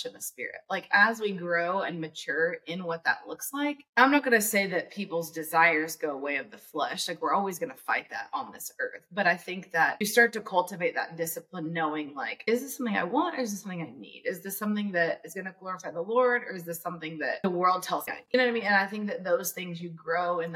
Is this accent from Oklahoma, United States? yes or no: yes; Edmond, Oklahoma, United States; I grew up in Edmond, Oklahoma, in the country